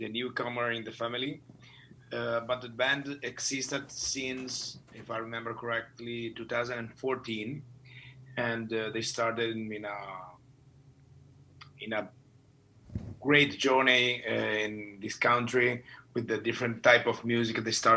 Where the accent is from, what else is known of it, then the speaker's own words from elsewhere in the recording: Italy; now in Finland; My home country is Italy.